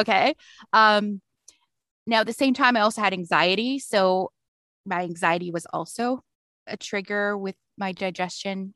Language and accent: English; London, Ontario, Canada; also born or lived in Toronto; I moved back to my hometown. Is I live in London, Ontario